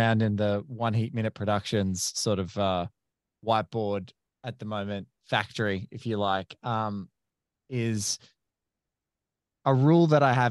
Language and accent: English; Australia; As an Australian